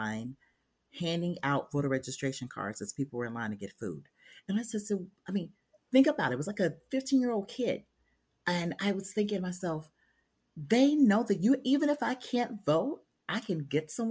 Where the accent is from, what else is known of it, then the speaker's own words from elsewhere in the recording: Memphis, Tennessee, United States; I grew up in Memphis, Tennessee